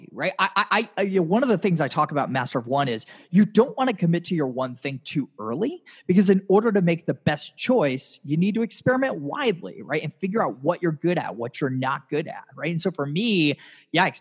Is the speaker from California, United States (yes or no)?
no; Tampa, Florida, United States; my hometown of Tampa